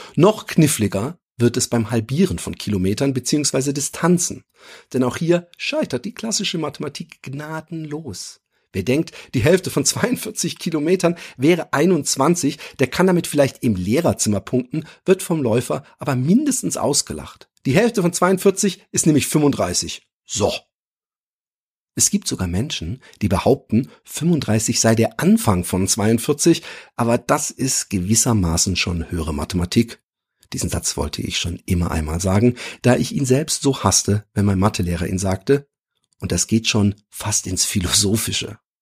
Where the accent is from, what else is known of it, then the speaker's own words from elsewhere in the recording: Germany; ich bin Deutscher